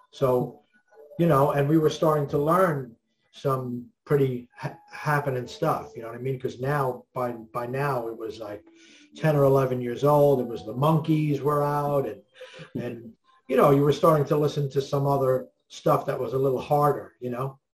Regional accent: New York City, New York, United States; also born or lived in Glendale, Queens, New York; I was born in New York in Manhattan, and I live in uh, Brooklyn, Queens area of New York now.

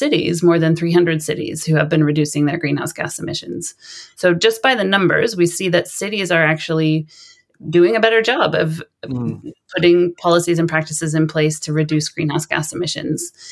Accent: Sonoma, California, United States; moved away as an adult; now in Lund, Sweden; I grew up in California in a town called Sonoma, which is about an hour north of San Francisco

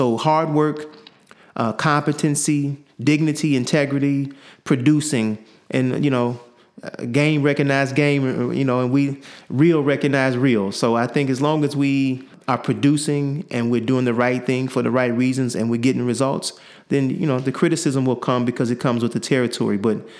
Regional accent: Chicago, Illinois, United States; I grew up in Chicago, south side of Chicago, 105th in Lafayette.

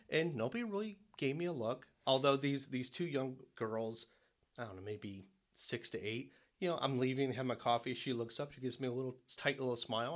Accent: Detroit, Michigan, United States; moved away as an adult; also born or lived in New York; now in South Carolina, United States; I was born in Detroit in the seventies

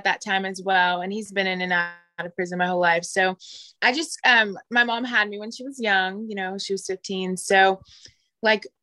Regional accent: Fort Smith, Arkansas, United States; I grew up in Fort Smith, Arkansas. I'm born and raised there.

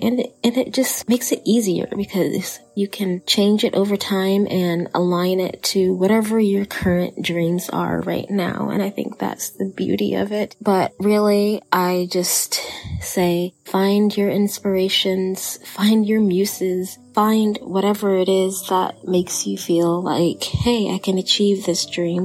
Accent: Texas, United States; accent: Texan; my Texan accent

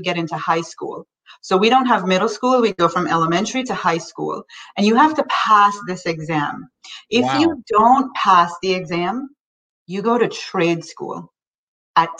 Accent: Kingston, Jamaica; moved away as an adult; now in United States; I grew up in Kingston

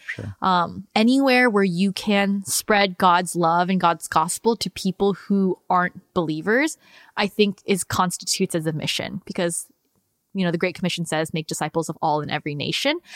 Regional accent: United States; how I grew up in the United States and them being immigrants

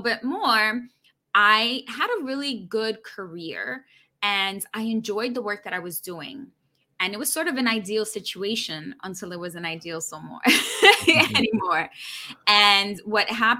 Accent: New York City, New York, United States; grew up born and raised in New York City, daughter of an immigrant

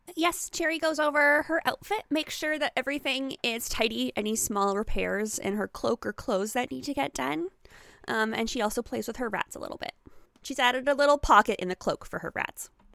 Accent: Canada; I'm Canadian

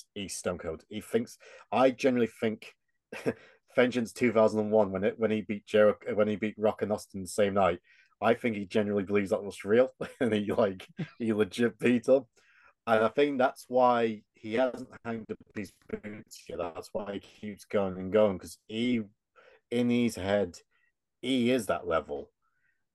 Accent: England, United Kingdom; we're English.

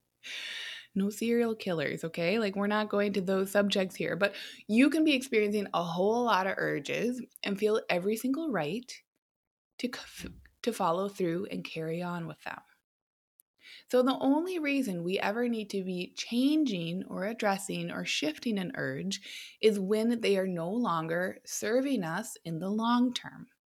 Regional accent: United States

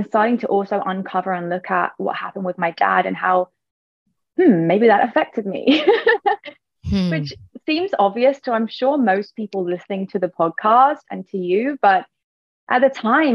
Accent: England, United Kingdom; moved away as an adult; also born or lived in Ibiza; I moved actually from England to Ibiza

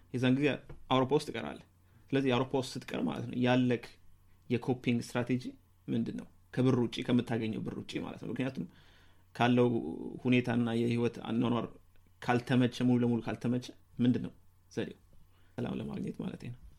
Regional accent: Ethiopia; moved away; እኛ ያደግነው ኢትዮጵያ

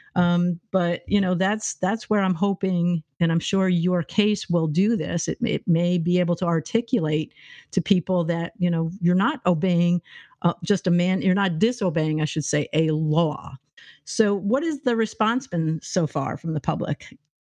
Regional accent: New York, United States; moved away; I'm from New York State

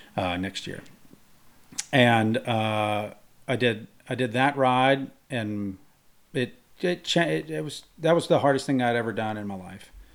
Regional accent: Mississippi, United States; I grew up in Mississippi

